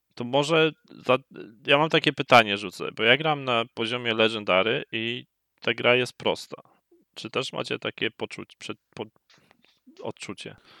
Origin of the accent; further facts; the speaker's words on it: Poland; moved away